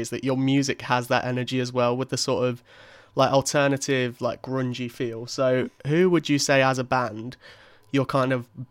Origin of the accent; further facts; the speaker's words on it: Leicester, East Midlands, United Kingdom; also born or lived in Birmingham; I love being in Birmingham, but I also love being at home in Leicester